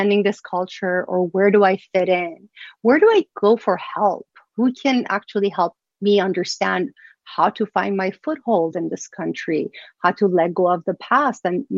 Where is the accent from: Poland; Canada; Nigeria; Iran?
Iran; moved away; I was born and raised in Iran